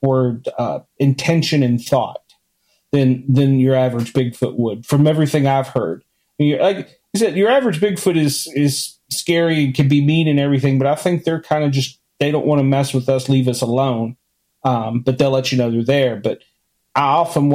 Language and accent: English; Washington, District of Columbia, United States; I grew up in Washington, D.C.